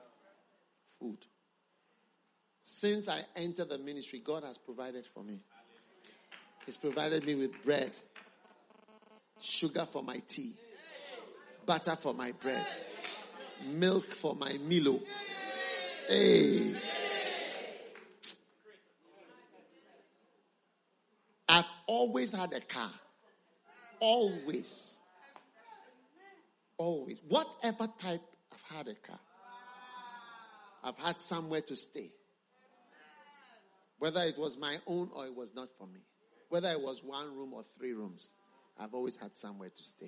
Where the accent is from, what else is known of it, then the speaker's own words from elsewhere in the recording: Ghana; We come from Ghana